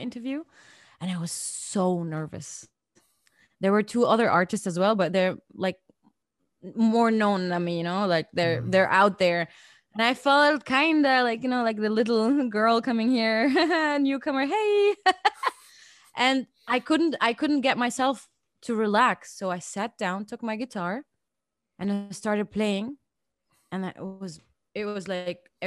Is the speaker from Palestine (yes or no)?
yes; Palestine; also born or lived in Tunis; now in Vienna, Austria; I'm Palestinian kind of, they like the accent